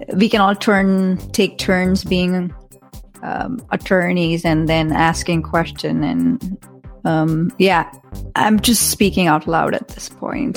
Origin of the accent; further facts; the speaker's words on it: India; moved away as an adult; I'm from India, um, moved here 15 years ago